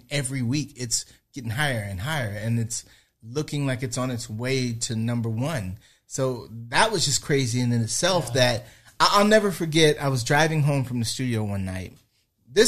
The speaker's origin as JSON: {"language": "English", "town": "Palmdale", "region": "California", "country": "United States", "said": "we're from Palmdale"}